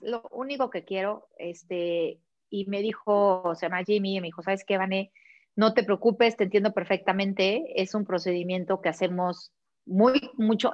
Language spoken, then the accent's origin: Spanish; Mexico; moved away; also born or lived in Barcelona, Spain / Puebla, Mexico; nos regresamos a México decidiendo a Puebla buscando una mejor calidad de vida